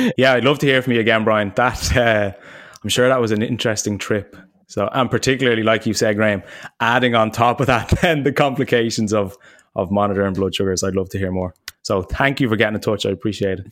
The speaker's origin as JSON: {"language": "English", "country": "Ireland", "also_born_or_lived": "United States", "said": "when I came home from the States after, like, two years, I hadn't seen my parents in probably, like, a year and a half or something. And I was coming to land in Dublin"}